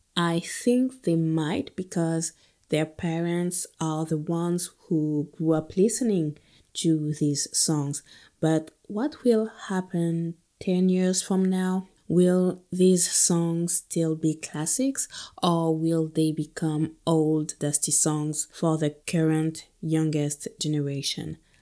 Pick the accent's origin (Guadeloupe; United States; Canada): Guadeloupe; also born or lived in continental France; now in France; I was born and raised in Guadeloupe.